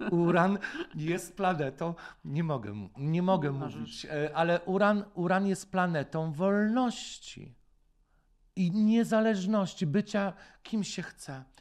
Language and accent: Polish; Poland; born or raised there